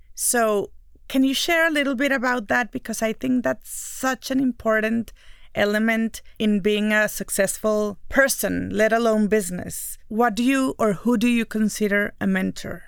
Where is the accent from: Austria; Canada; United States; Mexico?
Mexico; I'm the Mexican one